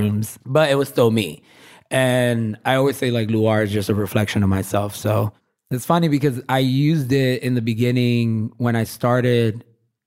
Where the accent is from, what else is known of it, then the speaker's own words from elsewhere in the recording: New York City, New York, United States; I'm born and raised in Williamsburg